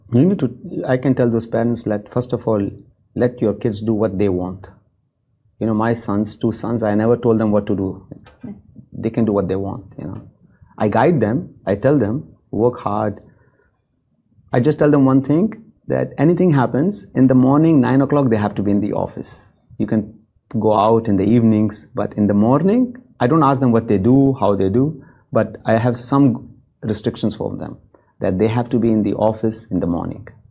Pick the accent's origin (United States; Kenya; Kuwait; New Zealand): Kuwait; also born or lived in India; now in Dubai, United Arab Emirates; I'm from Kuwait